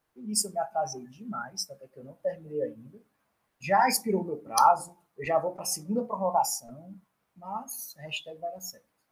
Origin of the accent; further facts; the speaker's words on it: Northeast Region, Brazil; also born or lived in South Brazil; nós do Nordeste